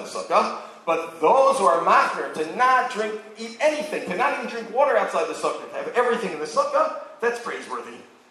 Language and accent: English; New York, United States; now in Israel; I grew up in New York, where it was very different.